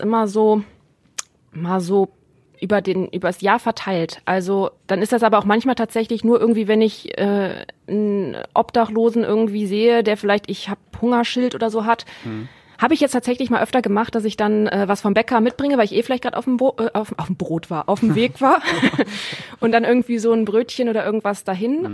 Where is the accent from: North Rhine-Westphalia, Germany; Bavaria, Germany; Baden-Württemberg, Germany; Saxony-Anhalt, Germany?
North Rhine-Westphalia, Germany; Neuss; now in Essen, Germany; ich komme aus Neuss bei Düsseldorf